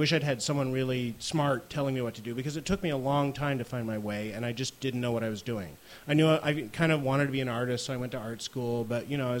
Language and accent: English; Connecticut, United States; now in Brooklyn, United States; I grew up in Connecticut